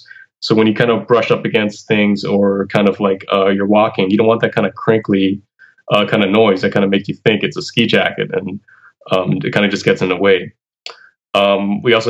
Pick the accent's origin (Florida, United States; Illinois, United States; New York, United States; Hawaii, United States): Hawaii, United States; moved away as an adult; also born or lived in California; now in Boston, United States; I came here from Hawaii, having lived there for my entire life, and then moving to California for school, for undergrad